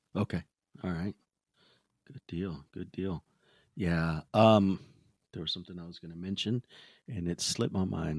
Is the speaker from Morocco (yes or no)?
no; Texas, United States